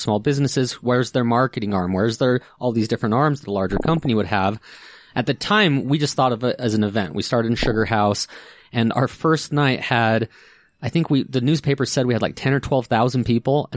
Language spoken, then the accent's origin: English; Ogden, Utah, United States; I grew up in Utah.